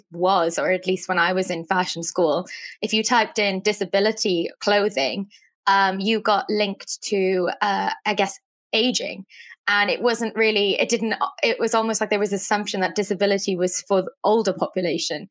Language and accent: English; Wales, United Kingdom; moved away as an adult; also born or lived in New York City; I'm from Wales, and I moved to New York City to study fashion design.